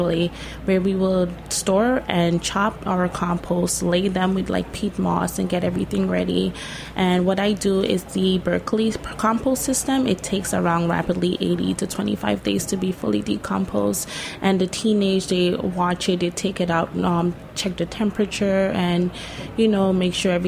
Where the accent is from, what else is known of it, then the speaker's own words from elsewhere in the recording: Guyana; now in Brooklyn, United States; I am from Guyana. It's the only English-speaking country in South America.